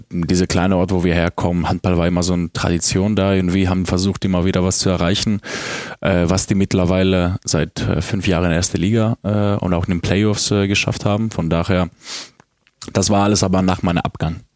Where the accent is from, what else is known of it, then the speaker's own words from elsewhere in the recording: Drama, Eastern Macedonia and Thrace, Greece; born there; In Drama.